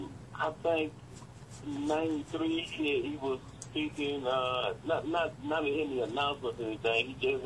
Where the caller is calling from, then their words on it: Detroit, Michigan, United States; I'm calling from Detroit